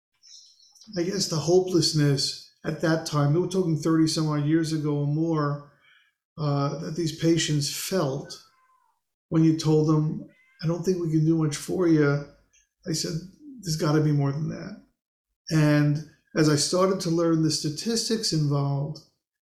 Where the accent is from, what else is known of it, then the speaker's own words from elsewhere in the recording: New York City, New York, United States; moved away as an adult; also born or lived in Lancaster, Pennsylvania / Baltimore, Maryland; I grew up in Queens, New York